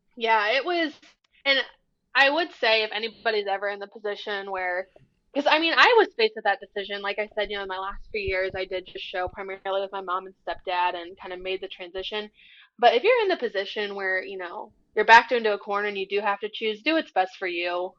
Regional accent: Bucyrus, Ohio, United States; I was born in Bucyrus I lived in Bucyrus. I went to school in Bucyrus. That's my hometown.

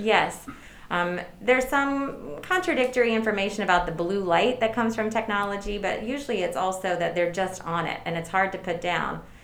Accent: Durham, North Carolina, United States; I am a native North Carolinian, okay. born and raised in Durham, northern Durham, North Carolina.

